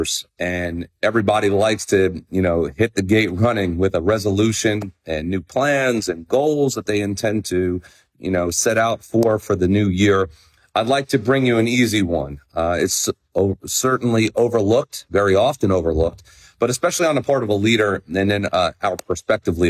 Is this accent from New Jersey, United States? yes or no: yes; New Jersey, United States; moved away; I am so psyched to be in Shrewsbury, New Jersey, less than 2 weeks from now, back in person in my home state